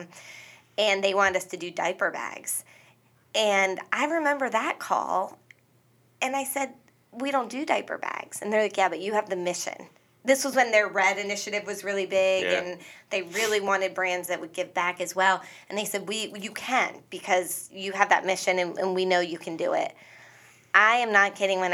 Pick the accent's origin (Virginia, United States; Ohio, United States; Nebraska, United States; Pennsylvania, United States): Pennsylvania, United States; Northwest; I came from Northwest Pennsylvania. My family grew up working in mills and factories